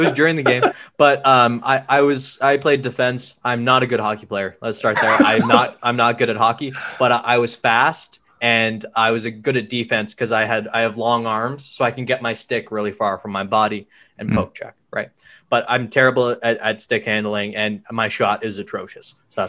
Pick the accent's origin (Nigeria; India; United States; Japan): India; it really offended me because I'm Indian.